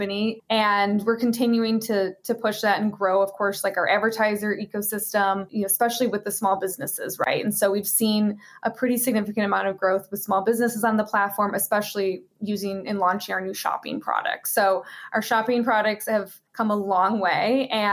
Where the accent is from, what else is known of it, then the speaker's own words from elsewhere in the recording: Chicago, Illinois, United States; moved away; I grew up in Chicago